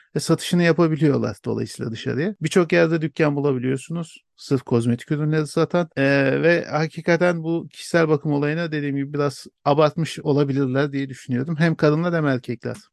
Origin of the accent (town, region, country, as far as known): Turkey